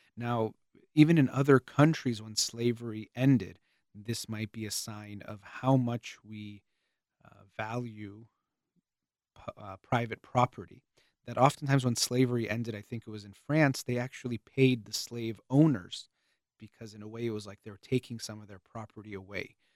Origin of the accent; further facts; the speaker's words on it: United States; the United States of America. I was born here